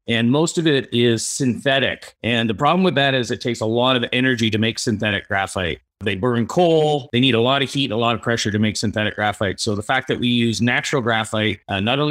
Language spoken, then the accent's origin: English; Ontario, Canada; moved away; we're originally from Ontario